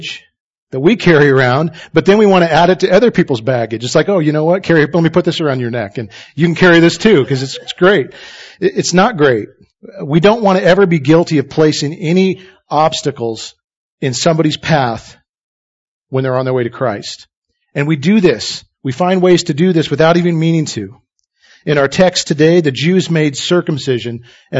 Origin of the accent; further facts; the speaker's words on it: Idaho, United States; I was raised in Idaho